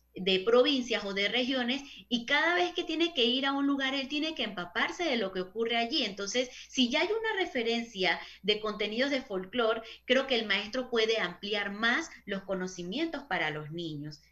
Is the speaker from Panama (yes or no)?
yes; Panama; nosotros como panameños